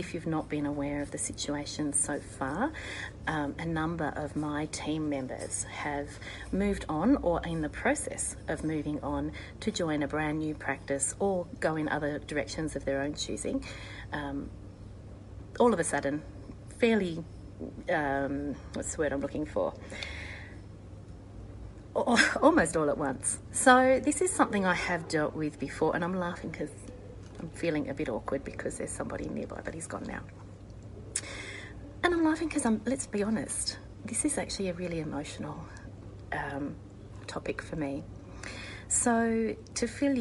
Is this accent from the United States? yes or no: no; Australia